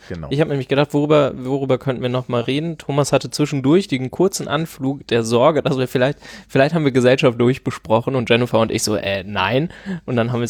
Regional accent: East Germany, Germany

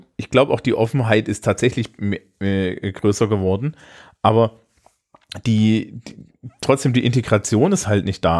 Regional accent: Germany; als Deutsche

